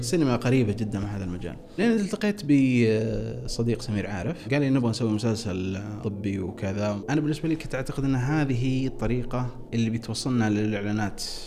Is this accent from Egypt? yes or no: no; Riyadh, Riyadh Province, Saudi Arabia; born or raised there